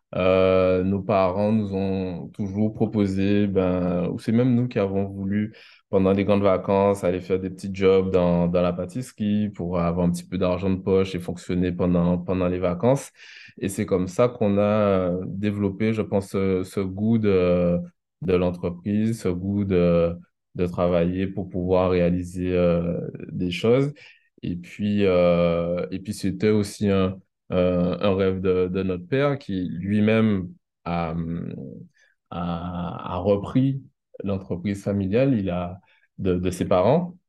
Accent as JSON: {"language": "French", "town": "Pointe-à-Pitre", "country": "Guadeloupe", "tie": "born or raised there", "also_born_or_lived": "Le Moule, Guadeloupe / Baie-Mahault, Guadeloupe", "said": "j'ai vécu entre Pointe-à-Pitre et Bémao"}